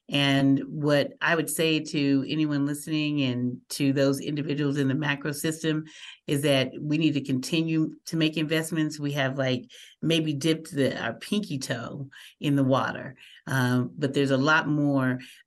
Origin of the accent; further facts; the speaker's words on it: Muskogee, Oklahoma, United States; now in Albuquerque, United States; we grew up in Muskogee, Oklahoma, back in the pseudo South in the late 60s